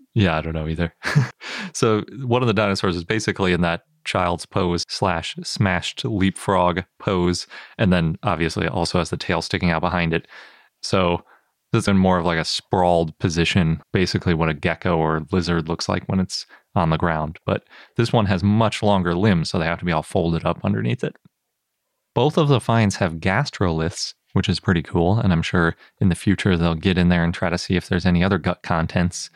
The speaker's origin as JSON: {"language": "English", "region": "Wisconsin", "country": "United States", "said": "I'm from Wisconsin"}